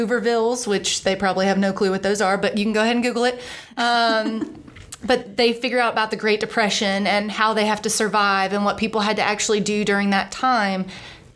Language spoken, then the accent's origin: English; United States; I was born and raised in America